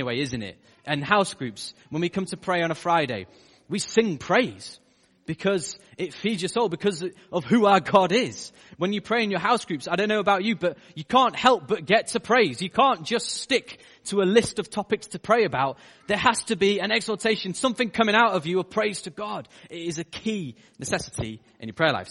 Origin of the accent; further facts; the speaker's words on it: United Kingdom; as British people